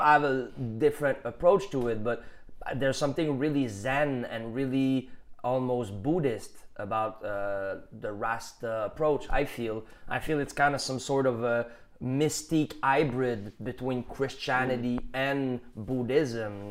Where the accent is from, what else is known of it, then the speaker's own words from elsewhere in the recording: Canada; accent: Canadian general; English is a second language; I have a little bit more Canadian general accent